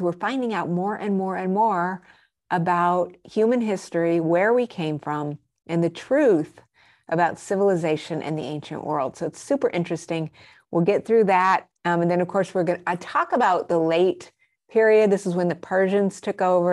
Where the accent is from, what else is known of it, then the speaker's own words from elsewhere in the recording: Albuquerque, New Mexico, United States; also born or lived in Arizona / Colorado; I grew up in Albuquerque, New Mexico. And I spent a lot of my formative years also in Arizona and Colorado.